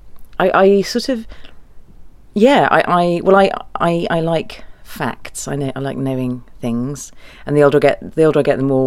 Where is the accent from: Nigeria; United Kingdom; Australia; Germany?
Germany; moved away; My dad's German. I was born in Germany, and so I have lots of relatives over there.